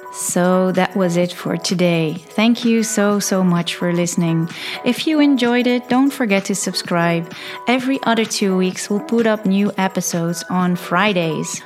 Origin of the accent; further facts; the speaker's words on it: Netherlands; first language Dutch; English is a second language; I'm Dutch, I'm from Holland.